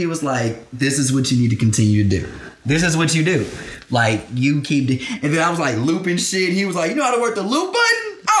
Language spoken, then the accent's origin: English; Houston, Texas, United States; also born or lived in New York City; he knew I was from Houston